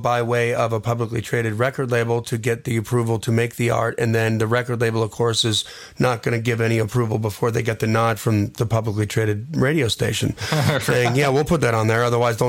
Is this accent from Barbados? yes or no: no; Wisconsin, United States; I'm from Wisconsin, and I can tell you where to find it.